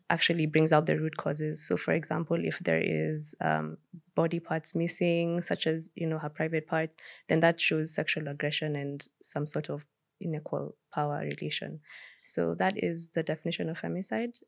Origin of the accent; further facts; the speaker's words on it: Kenya; as a Kenyan society